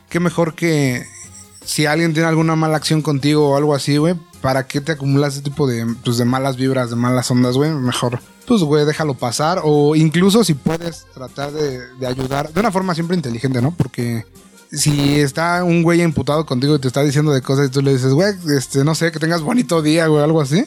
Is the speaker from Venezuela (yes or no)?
no; Mexico; como mexicanos